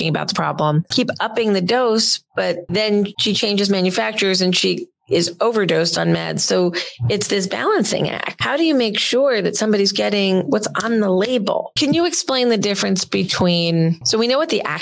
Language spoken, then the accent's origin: English; New Jersey, United States; I'm from Jersey